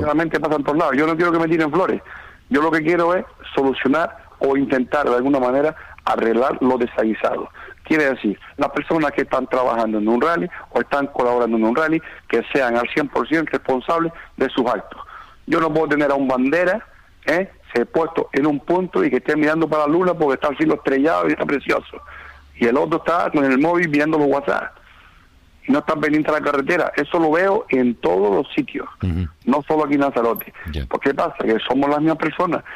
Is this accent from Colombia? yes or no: no; Moya, Canary Islands, Spain; now in Lanzarote, Spain; soy de Moya